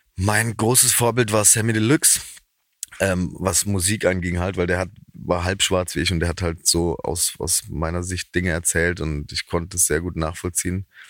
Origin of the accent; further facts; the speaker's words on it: Haslach im Kinzigtal, Baden-Württemberg, Germany; accent: Badisch (Alemannic); da in Haslach, wo ich herkomme